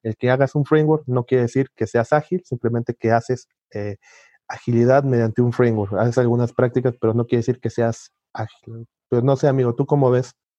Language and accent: Spanish; Mexico; Soy mexicano.